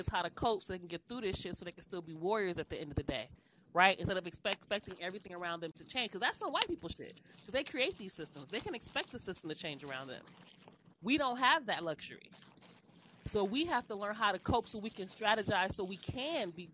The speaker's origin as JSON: {"language": "English", "town": "Los Angeles", "region": "California", "country": "United States", "tie": "born or raised there", "said": "when I was coming up in school, I'm from South Central Los Angeles"}